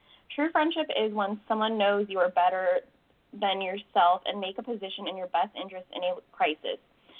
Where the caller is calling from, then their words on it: California, United States; I'm calling from California.